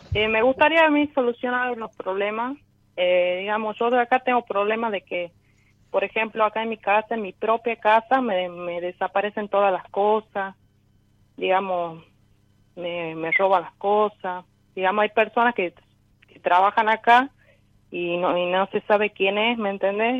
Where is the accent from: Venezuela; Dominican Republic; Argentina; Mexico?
Argentina; Tucumán; soy de Tucumán